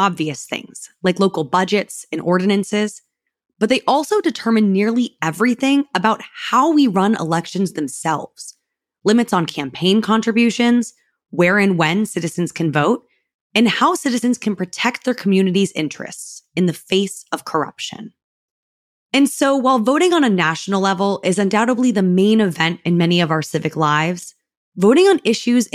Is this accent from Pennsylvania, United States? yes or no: no; St. Petersburg, Florida, United States; my hometown of St. Petersburg, Florida